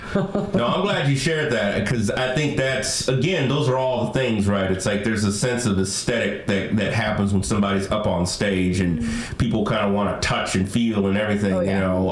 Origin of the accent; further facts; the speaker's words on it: Bay Area, California, United States; I from the Bay Area originally